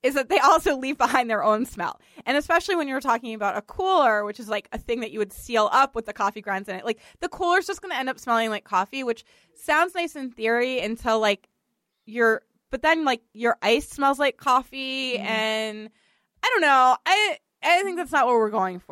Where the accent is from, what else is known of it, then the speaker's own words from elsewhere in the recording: Boston, Massachusetts, United States; accent: Boston; my Boston accent